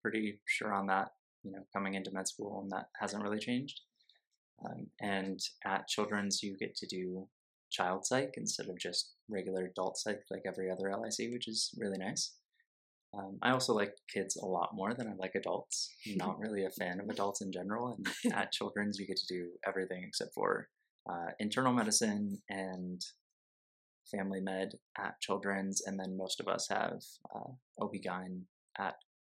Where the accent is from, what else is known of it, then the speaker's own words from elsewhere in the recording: Rochester, New York, United States; moved away as an adult; now in Colorado, United States; I'm from Rochester, New York, originally